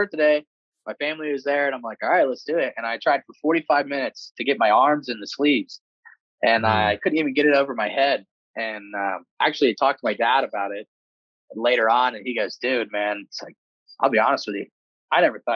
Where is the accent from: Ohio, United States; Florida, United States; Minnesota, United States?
Ohio, United States; Cincinnati; my hometown in Cincinnati